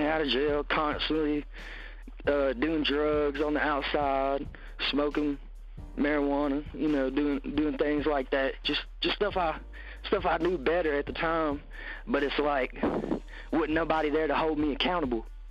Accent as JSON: {"language": "English", "town": "Tupelo", "region": "Mississippi", "country": "United States", "tie": "born or raised there", "said": "growing up in Tupelo, uh, it's a it's a good area with a lot of stuff going on compared to other pieces of Mississippi"}